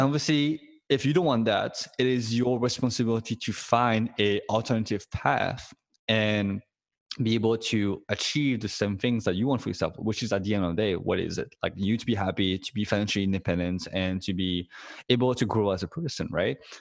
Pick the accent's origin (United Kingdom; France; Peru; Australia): France; Paris, Île-de-France; moved away as an adult; now in United States; I was born and raised in Paris